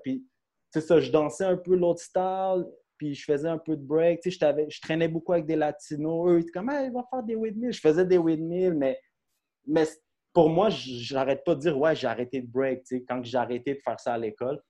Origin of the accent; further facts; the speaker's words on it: Brossard, Quebec, Canada; on vient de Brossard, puis on est à Montréal.